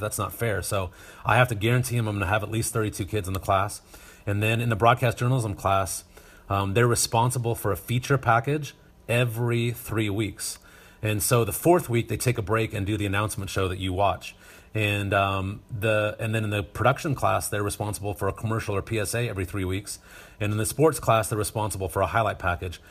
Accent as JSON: {"language": "English", "region": "Northern Nevada", "country": "United States", "tie": "born or raised there", "also_born_or_lived": "Reno, Nevada", "moved": "yes", "lives_now": "Rocklin, United States", "said": "I grew up in Northern Nevada and, uh, went to high school just south of Carson City, the capital"}